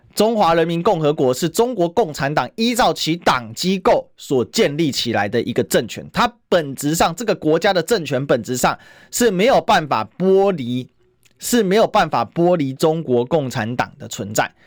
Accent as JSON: {"language": "Chinese", "country": "Taiwan", "said": "我们台湾人"}